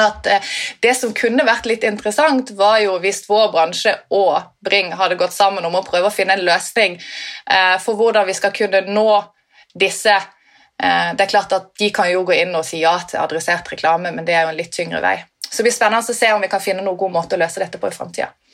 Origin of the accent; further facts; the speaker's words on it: Sørlandet, Norway; som sørlending